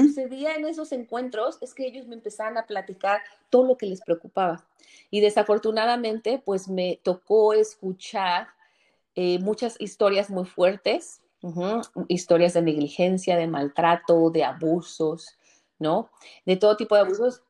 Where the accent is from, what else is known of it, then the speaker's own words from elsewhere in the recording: Mexico; moved away as an adult; now in Chicago, United States; Soy mexicana, pero vivo aquí hace 15 años.